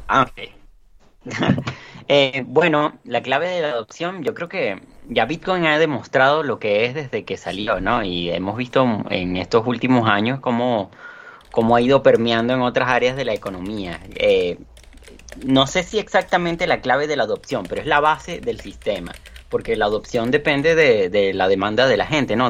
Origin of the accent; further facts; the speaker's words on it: Venezuela; Yo lo estoy viviendo, por ejemplo, en mi país